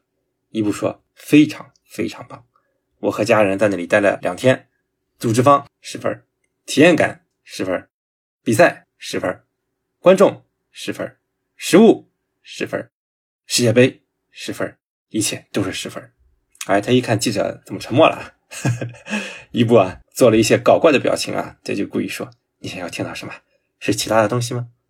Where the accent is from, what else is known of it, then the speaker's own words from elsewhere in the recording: Jinan, Shandong, China; 我家乡泰山队，济南一个省体一个奥体啊